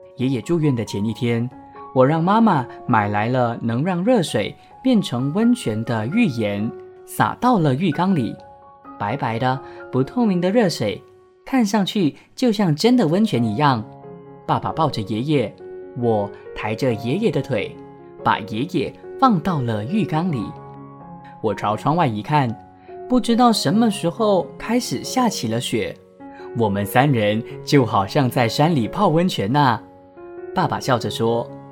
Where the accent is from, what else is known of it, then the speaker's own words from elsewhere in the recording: Penang, Malaysia; now in Kuala Lumpur, Malaysia; 从我老家槟城呢寄到来吉隆坡给我